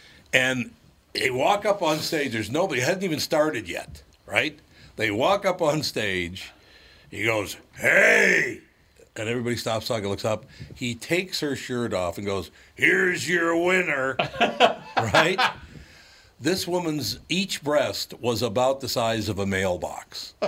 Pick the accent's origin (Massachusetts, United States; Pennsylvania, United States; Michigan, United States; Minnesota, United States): Minnesota, United States; Long Prairie; I was born in Long Prairie, Minnesota